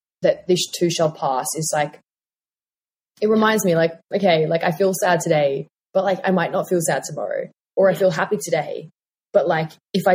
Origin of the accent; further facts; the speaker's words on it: Tasmania, Australia; moved away; I'm from Tassie originally